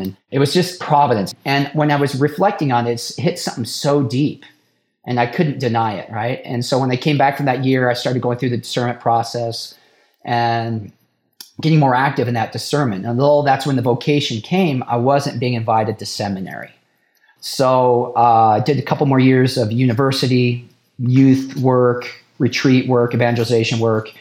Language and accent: English; Idaho, United States; born and raised in Idaho